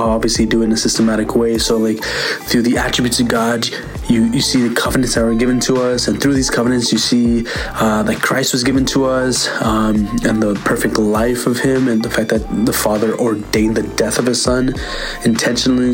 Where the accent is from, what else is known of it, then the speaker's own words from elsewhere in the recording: New York City, New York, United States; I'm from New York City